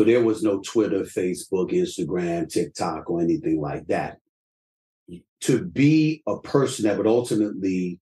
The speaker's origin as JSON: {"language": "English", "town": "New York City", "region": "New York", "country": "United States", "tie": "born or raised there", "said": "I'm from the streets of New York City, bro."}